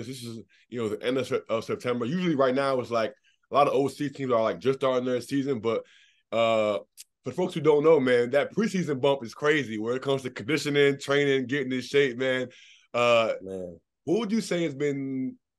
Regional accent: Maryland, United States; Me being from the DMV, you know, being a Maryland guy

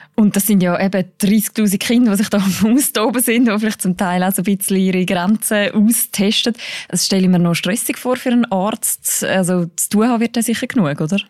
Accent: Switzerland; bei uns in der Schweiz

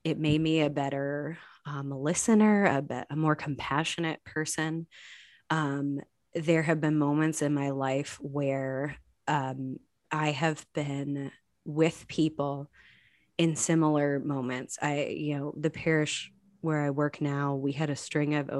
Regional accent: Chicago, Illinois, United States; now in Indianapolis, United States; I grew up in Chicago in the 90s

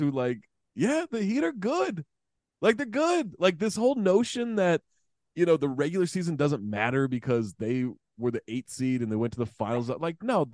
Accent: Sacramento, California, United States; I grew up in Sacramento

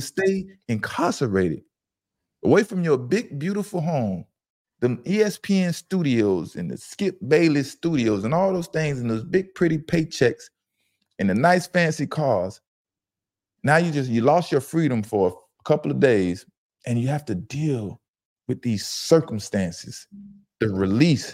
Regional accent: Fort Lauderdale, Florida, United States; I'm from Fort Lauderdale, Broward County

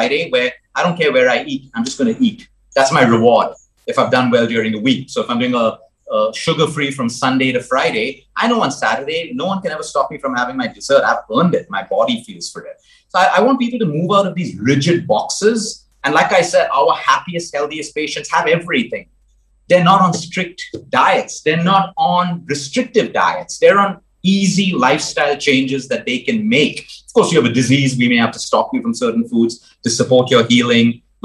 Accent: Goa, India; moved away as an adult; I grew up in Goa. School was in Goa. College was in Goa as well before I moved abroad.

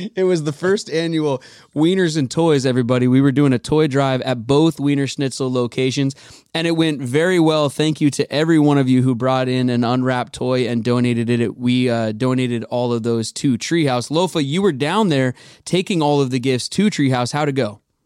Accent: Edmonds, Washington, United States; moved away as an adult; now in Los Angeles, United States; I'm uh, born and raised in Seattle, Edmonds, Edmonds to be exact

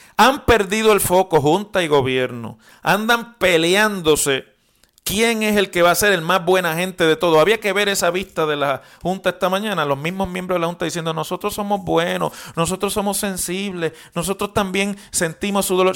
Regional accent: Mayagüez, Puerto Rico; moved away; yo soy de Mayagüez y en Mayagüez todavía vive mi padre

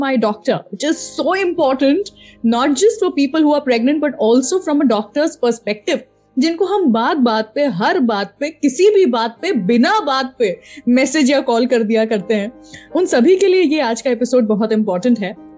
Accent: Indore, Madhya Pradesh, India; इंदौर मेरा home town है

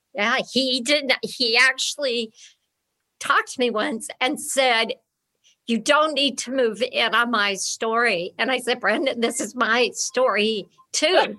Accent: Beverly Hills, California, United States; it's a nice Beverly Hills house

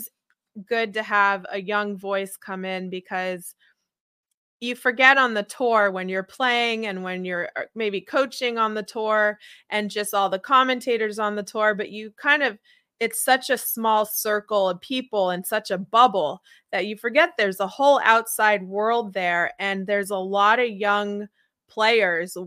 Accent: San Diego, California, United States; I was from San Diego

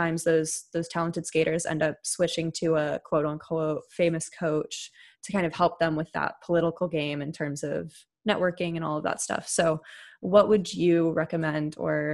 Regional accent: San Jose, California, United States; my hometown, whether that be from my school or my dance studios

